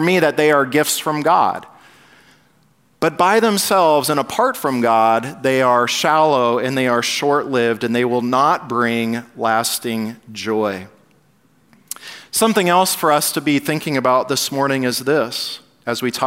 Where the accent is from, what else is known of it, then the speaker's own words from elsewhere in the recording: Southern California, United States; I grew up in Southern California